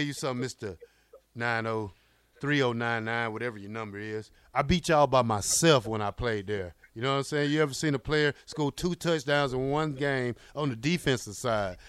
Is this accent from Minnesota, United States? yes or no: no; Fort Valley / Albany State area, Georgia, United States; they play down there in my hometown